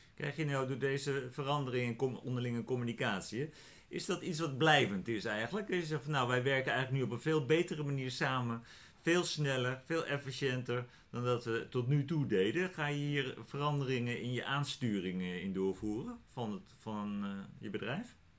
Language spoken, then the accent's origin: Dutch; Netherlands; als Nederlanders